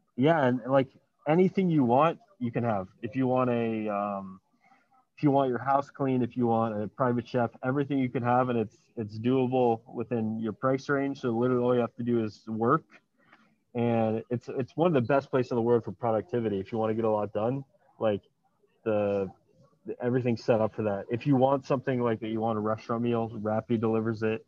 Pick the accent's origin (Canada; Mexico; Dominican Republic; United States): United States; Miami, Florida; moved away as an adult; now in Medellín, Colombia; I'm from Miami originally